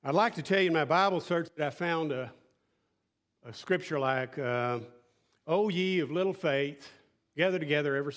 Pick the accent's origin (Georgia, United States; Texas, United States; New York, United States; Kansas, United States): Texas, United States; West; I grew up in West Texas, flat